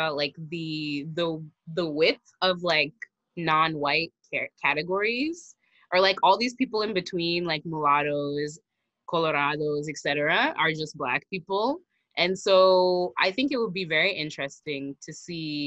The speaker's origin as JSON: {"language": "English", "country": "United States", "said": "I'm American"}